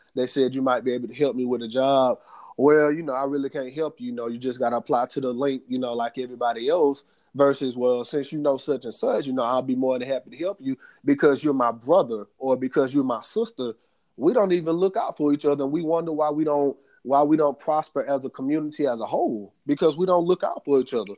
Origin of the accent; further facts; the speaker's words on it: United States; us as African American men